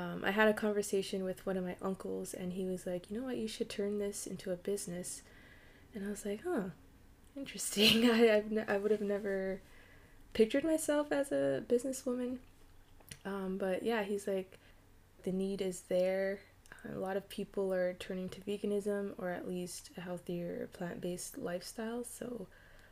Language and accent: English; Canada; I'm Canadian, and I currently operate in the province of Ontario